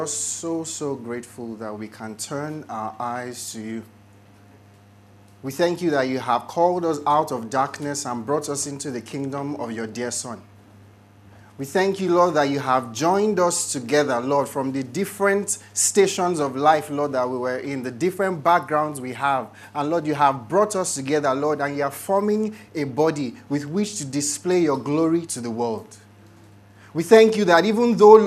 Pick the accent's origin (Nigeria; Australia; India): Nigeria; as Nigerians